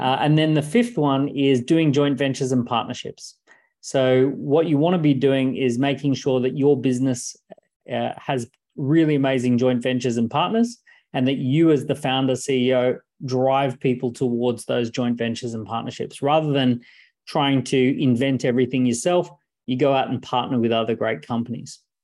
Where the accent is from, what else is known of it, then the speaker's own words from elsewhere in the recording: Australia; I was born in Australia